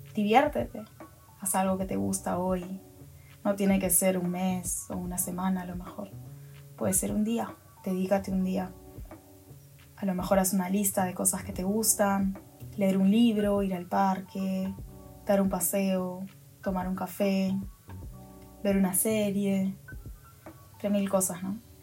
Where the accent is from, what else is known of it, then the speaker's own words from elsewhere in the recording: Peru; Ahora estoy en mi país, en Perú